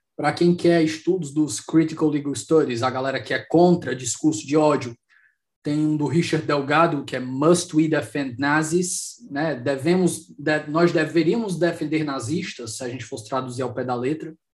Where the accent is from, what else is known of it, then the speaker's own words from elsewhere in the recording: Brazil; os outros países me identificam como brasileiro